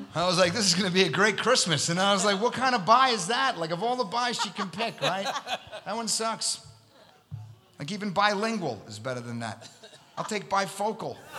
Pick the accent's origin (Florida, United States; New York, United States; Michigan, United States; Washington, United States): New York, United States; New York City; also born or lived in Long Island, New York; I'm from Astoria, Queens. That's where I was born and raised